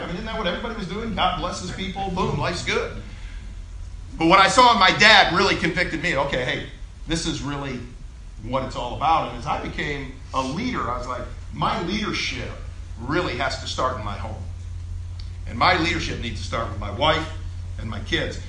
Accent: Columbia, Missouri, United States; I went to high school in Columbia

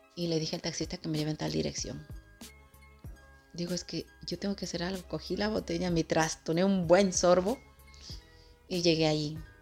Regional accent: Ecuador; soy del Ecuador

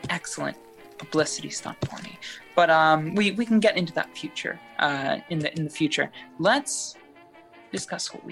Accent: New Jersey, United States; born there; You know, I was born in Jersey. They say I'll die there too.

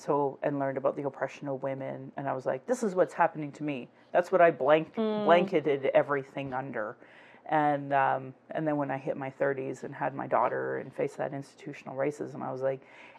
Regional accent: Northwest Territories, Canada; And it's like, I come from the Northwest Territories.

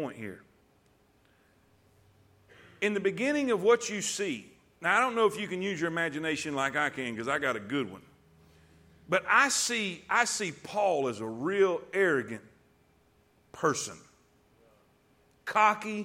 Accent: Alabama, United States; I'm a redneck from Alabama

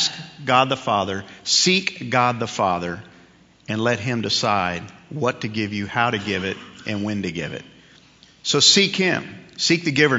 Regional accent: New York, United States; when I was a kid growing up in New York

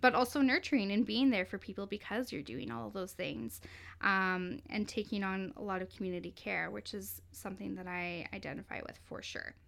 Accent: Cowichan Valley, British Columbia, Canada; now in Victoria, Canada; I'm from the Lykes and First Nation, which is located in the Cowichan Valley in the Gulf Islands

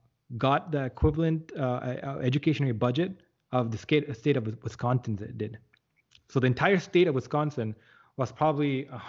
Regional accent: Jaffna, Northern Province, Sri Lanka; Right. So me too, we're from Jaffna.

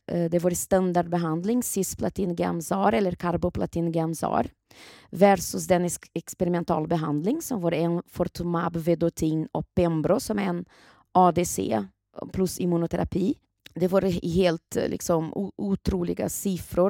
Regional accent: Brazil; now in Sweden; Brasilien, där jag kommer ifrån ursprungligen

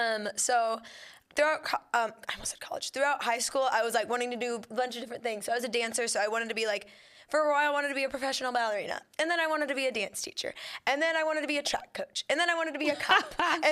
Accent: Woodburn, Indiana, United States; I'm from Woodburn, Indiana, but, like, it's around, like, the Fort Wayne area. Yep. It's the second smallest city in Indiana

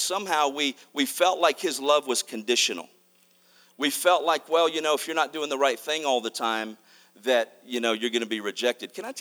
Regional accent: Mississippi, United States; also born or lived in Arkansas; I was born in Arkansas, raised in Mississippi

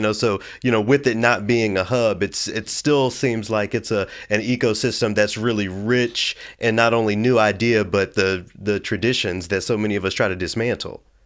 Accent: Memphis, Tennessee, United States; I'm from Memphis.

